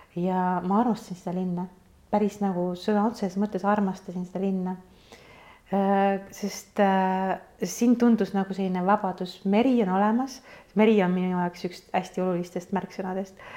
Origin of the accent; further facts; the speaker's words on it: Kuressaare, Saare County, Estonia; moved away as an adult; also born or lived in Tallinn; ma olen Kuressaarest pärit